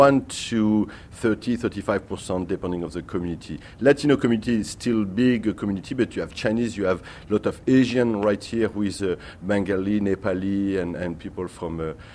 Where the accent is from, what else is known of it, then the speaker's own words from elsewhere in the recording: Paris, Île-de-France, France; English is a second language; now in New York, United States; I come from France. I'm born in Paris